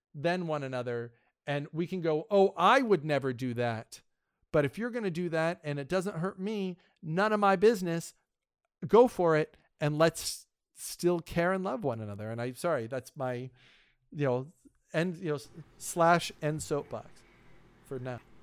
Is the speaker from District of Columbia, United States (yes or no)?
yes; Washington, District of Columbia, United States; I hail from the Washington, D C area. It's where I, it's where I'm sort of from.